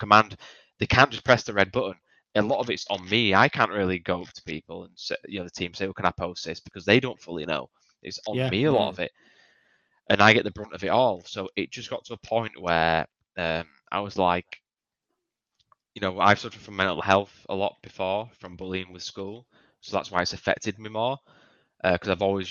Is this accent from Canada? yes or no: no; United Kingdom; I'm British